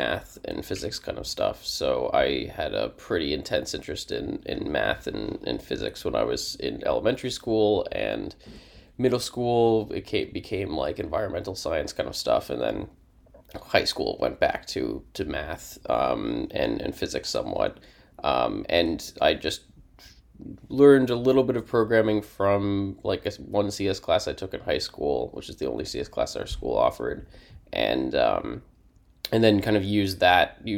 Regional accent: Chapel Hill, North Carolina, United States; I'm from Chapel Hill, North Carolina.

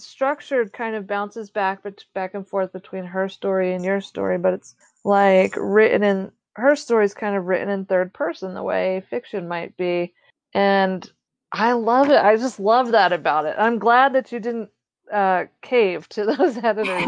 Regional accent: New Jersey, United States; I grew up on the East Coast of the United States in New Jersey, not far from Maryland.

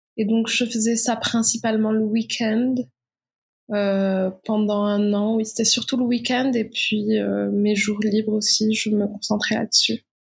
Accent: Morocco; moved away as an adult; réalisatrice marocaine. Donc, je je suis née, j'ai vécu au Maroc jusqu'à ma majorité

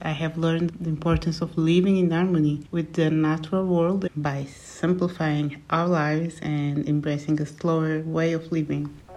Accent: Portugal; also born or lived in Angola; my family moved to Portugal during the Angolan Civil War when I was six years old

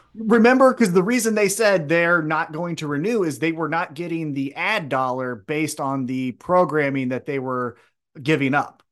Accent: United States; I'm just American who only kno-, knows one

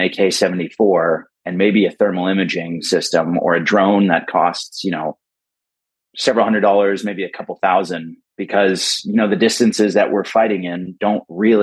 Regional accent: United States; moved away as an adult; now in Berlin, Germany; I'm American

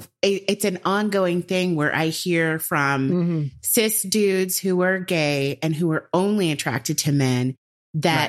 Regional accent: Georgia, United States; I'm from Georgia

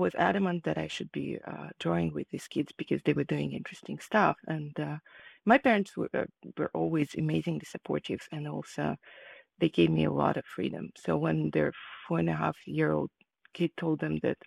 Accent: Kharkiv, Kharkiv Oblast, Ukraine; moved away as an adult; now in California, United States; I was born in Ukraine, in the city of Kharkiv, and at that moment it was part of the USSR. I grew up there, and I moved to the United States after I finished my higher education

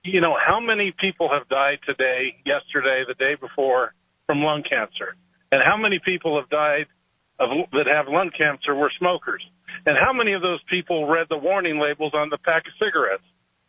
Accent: Bay Area, California, United States; now in Rio Rancho, United States; That's where I live. I'm from the Bay Area.

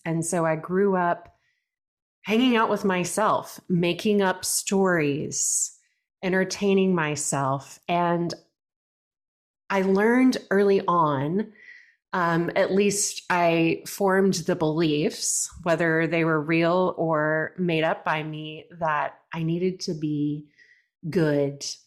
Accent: Brenham, Texas, United States; I grew up in Brenham, Texas, which is a small town, rural Texas

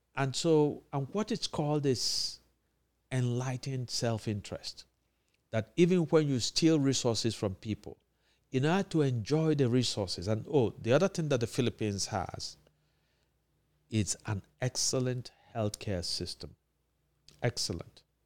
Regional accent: Anambra, Nigeria; my home state, Anambra

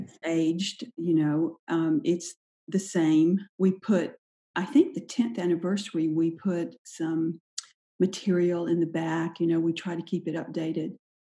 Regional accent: Sylvester, Georgia, United States; also born or lived in Anderson, South Carolina / Charleston, South Carolina / Marco Island, Florida; now in Chapel Hill, United States; I grew up in the little town of Sylvester

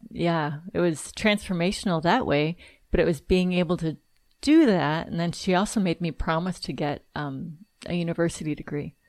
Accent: Southern California, United States; I'm from Southern California

